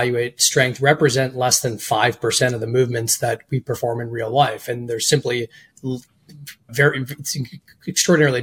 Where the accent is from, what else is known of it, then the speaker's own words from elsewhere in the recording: outside of Boston, Massachusetts, United States; I grew up in outside of Boston in the suburbs